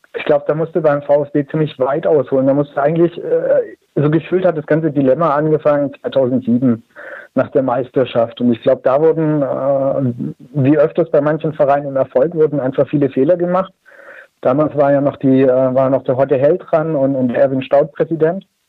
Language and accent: German; Stuttgart area, Baden-Württemberg, Germany; ich bin in der Stuttgarter Umgebung groß geworden